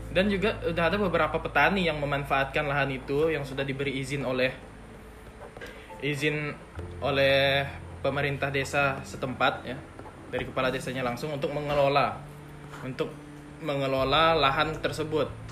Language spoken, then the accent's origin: Indonesian; Sungai Jaga village, Sungai Raya district, Bengkayang Regency, West Kalimantan, Indonesia; asalnya dari desa Sungai Jaga